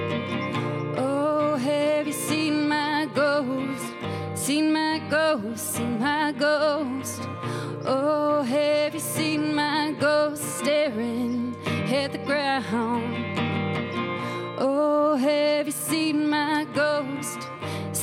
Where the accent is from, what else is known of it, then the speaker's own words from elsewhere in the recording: East Coast, Atlantic Canada, Canada; moved away; I'm from the East Coast